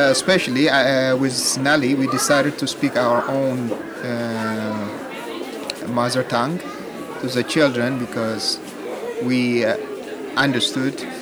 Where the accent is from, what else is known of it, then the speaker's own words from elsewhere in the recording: Ethiopia; first language Amharic; English is a second language; moved away as an adult; now in Netherlands; Uh, I was born in, in Ethiopia.